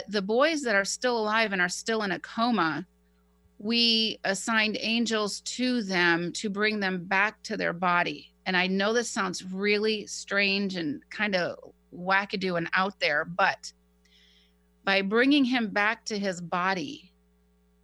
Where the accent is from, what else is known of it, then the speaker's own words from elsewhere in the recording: Poway, California, United States; my hometown in Poway